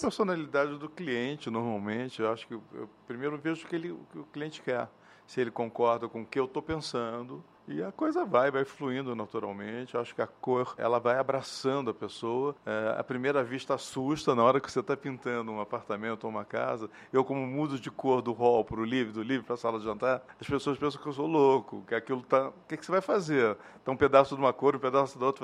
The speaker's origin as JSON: {"language": "Portuguese", "region": "Rio de Janeiro", "country": "Brazil", "tie": "born or raised there", "said": "Então, eu sou carioca, eu nasci no Rio de Janeiro, numa cidade absolutamente colorida"}